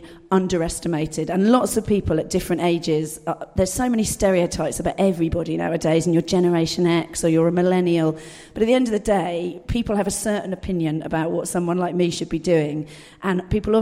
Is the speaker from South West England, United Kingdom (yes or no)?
yes; Dorset, South West England, United Kingdom; I was brought up in Dorset, rural Dorset